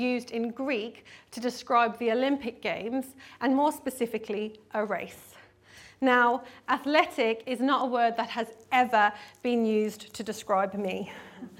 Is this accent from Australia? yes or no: no; South Africa; I grew up in South Africa, and my primary school years were spent at Izotcha Primary School